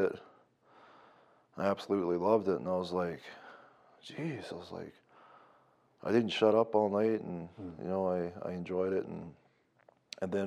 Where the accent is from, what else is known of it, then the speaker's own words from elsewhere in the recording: Newfoundland and Labrador, Canada; moved away as an adult; also born or lived in Lloydminster; now in Calgary, Canada; I'm from Newfoundland. I came here when I was 19